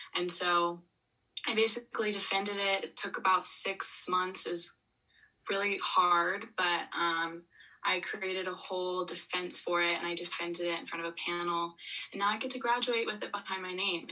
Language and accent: English; Florida, United States; moved away as an adult; I grew up in Florida all the way till when I was 18